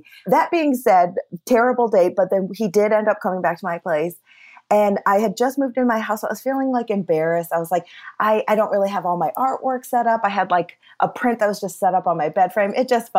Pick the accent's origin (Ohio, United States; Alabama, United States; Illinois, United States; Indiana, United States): Illinois, United States; Champaign; I'm from Champaign.